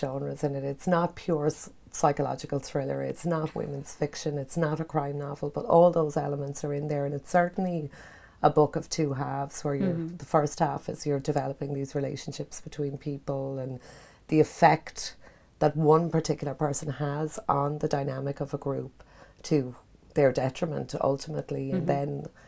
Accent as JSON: {"language": "English", "town": "Kilmore Quay", "region": "County Wexford", "country": "Ireland", "tie": "born or raised there", "said": "I grew up down in Kilmarnock. I chased fishermen up and down the pier in Kilmarnock"}